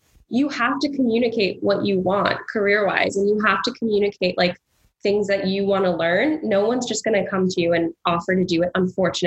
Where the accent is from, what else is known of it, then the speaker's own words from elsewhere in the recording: California, United States; moved away as an adult; now in New York, United States; I was raised in California, we came out here all the time to see family